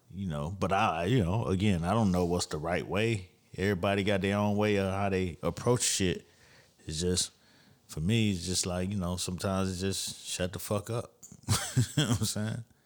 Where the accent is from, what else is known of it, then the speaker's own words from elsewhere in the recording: Miami, Florida, United States; I'm from Miami